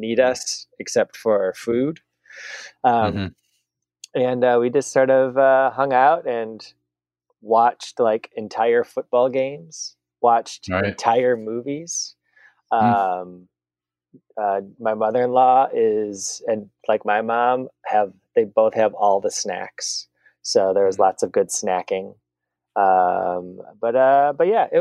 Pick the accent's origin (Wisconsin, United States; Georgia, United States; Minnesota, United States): Wisconsin, United States; moved away; having being from Wisconsin. I worked at the fifth ever Culver's